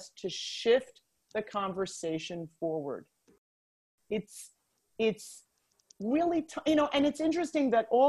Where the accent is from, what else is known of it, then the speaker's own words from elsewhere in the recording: New York, United States; as a New Yorker